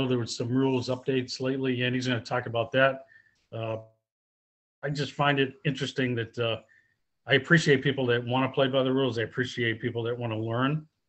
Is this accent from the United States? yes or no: yes; outside of Boston, Massachusetts, United States; Massachusetts, outside of Boston